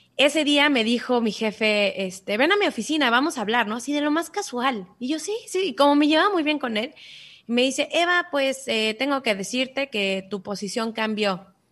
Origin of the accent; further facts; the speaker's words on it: Cancún, Quintana Roo, Mexico; also born or lived in Mexico City / United States; yo nací en la Ciudad de México, pero crecí en Cancún, me vine muy, muy chiquita